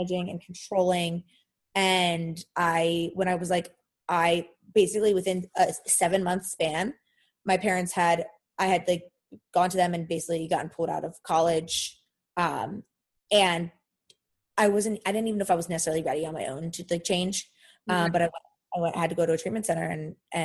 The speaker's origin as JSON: {"language": "English", "town": "Philadelphia", "region": "Pennsylvania", "country": "United States", "said": "I'm from Philadelphia."}